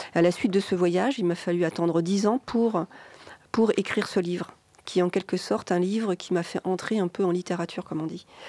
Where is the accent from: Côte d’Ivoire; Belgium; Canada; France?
France; Rennes, Brittany; moved away; also born or lived in Finistère; moi, j'ai grandi à Rennes, vous voyez, c'est donc c'est plus de l'autre côté de la, Bretagne